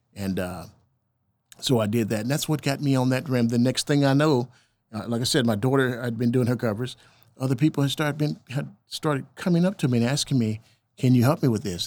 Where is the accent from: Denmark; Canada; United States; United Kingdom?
United States; El Reno, Oklahoma; growing up in El Reno